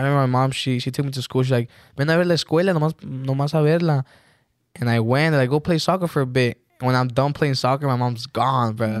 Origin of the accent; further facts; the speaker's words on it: Texas, United States; moved away as an adult; also born or lived in Mexico; we moved back to Texas, and we got a house there. And, yeah, that's where I grew up in Texas. I finished high school.